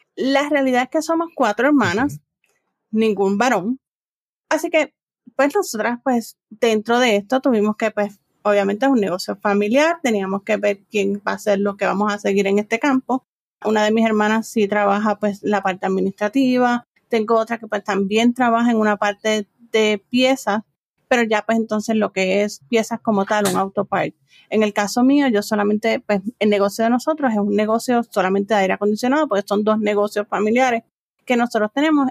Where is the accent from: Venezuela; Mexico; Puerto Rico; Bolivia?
Puerto Rico; San Juan; also born or lived in United States; Yo soy de San Juan, Puerto Rico, literalmente de aquí, de la capital de Puerto Rico. Me crié aquí